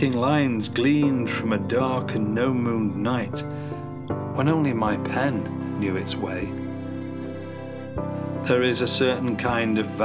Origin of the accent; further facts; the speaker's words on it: Yorkshire and the Humber, United Kingdom; I'm from South Yorkshire